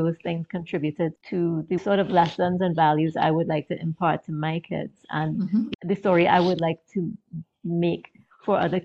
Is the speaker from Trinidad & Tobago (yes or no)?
yes; Trinidad & Tobago; moved away as an adult; now in Maryland, United States; I'm originally from Trinidad in the Caribbean. And I was married and I now live in the US in Maryland.